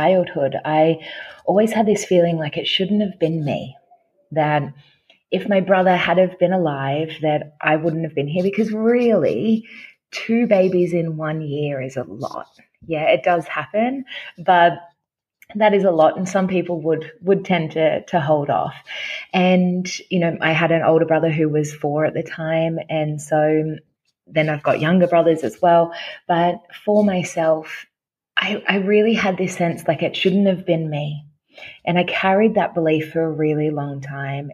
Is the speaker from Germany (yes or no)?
no; Australia; now in Gold Coast, Australia; I'm from Australia. I am based on the Gold Coast